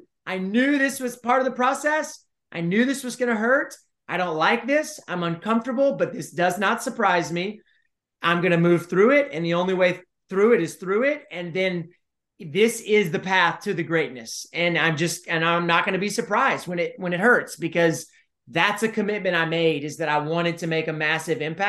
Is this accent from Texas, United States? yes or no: yes; College Station, Texas, United States; I ran for mayor of College Station, my hometown.